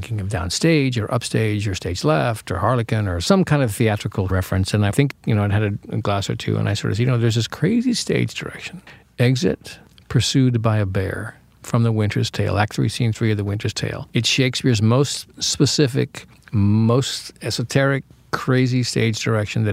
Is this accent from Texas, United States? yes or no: no; Yakima, Washington, United States; moved away; also born or lived in Los Angeles; I grew up in Yakima, Washington, which is on the east side of the state.